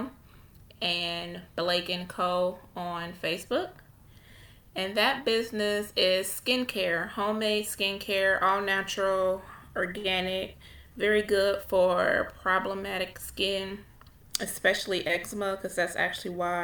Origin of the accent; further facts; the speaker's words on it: Ohio, United States; I am from Ohio